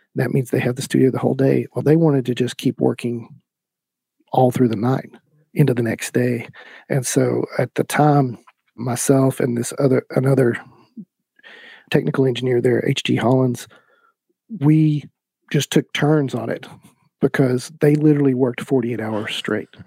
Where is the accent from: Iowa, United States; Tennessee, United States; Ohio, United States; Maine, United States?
Tennessee, United States; East; I started out getting a music degree at ETSU because I'm from East Tennessee